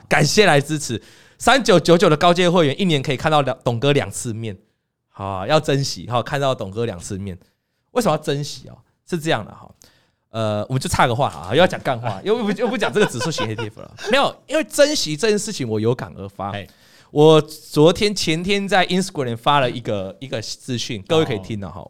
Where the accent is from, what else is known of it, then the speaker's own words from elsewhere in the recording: Lukang, Changhua County, Taiwan; moved away as an adult; now in Taipei, Taiwan; 回鹿港、回彰化，对。那是我的家乡。那我爸就住那